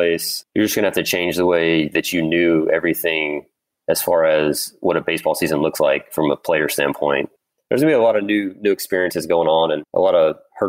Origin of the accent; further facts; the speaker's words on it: Louisiana, United States; growing up in Louisiana